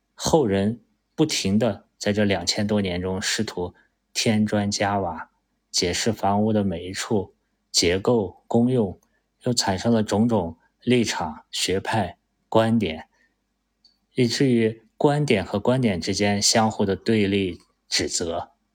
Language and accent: Chinese; China; 作为一个中国人